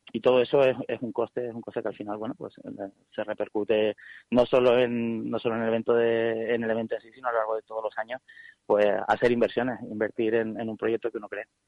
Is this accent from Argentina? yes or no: no; Canary Islands, Spain; Nosotros somos canarios